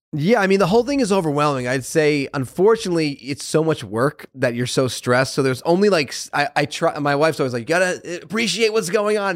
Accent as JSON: {"language": "English", "region": "Connecticut", "country": "United States", "tie": "born or raised there", "moved": "yes", "said": "I grew up in Connecticut"}